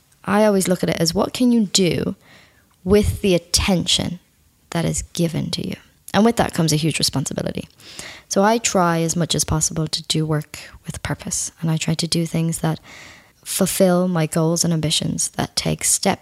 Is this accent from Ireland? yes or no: yes; Ireland; I'm Irish. I live on an island of 4.5 million people